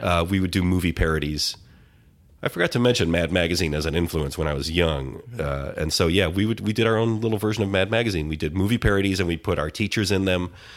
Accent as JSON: {"language": "English", "town": "Detroit", "region": "Michigan", "country": "United States", "said": "I'm from, uh, Detroit, the suburbs of Detroit"}